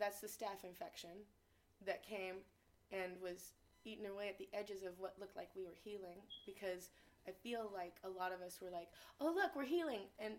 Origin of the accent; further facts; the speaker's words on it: Tacoma, Washington, United States; So, but I'm a hippie from the hood, because I'm from Tacoma. I grew up in the South End, and the East Side, and now we're in South Tacoma.